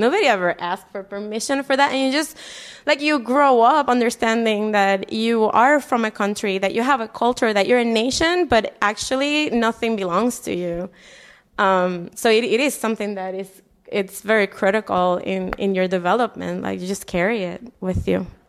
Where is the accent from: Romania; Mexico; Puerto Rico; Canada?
Puerto Rico; Humacao; moved away as an adult; now in Chicago, United States; I am from, um, a neighborhood in the east coast of Puerto Rico, a town called Humacao. Um, I grew up in this mountain that overlooks the sea.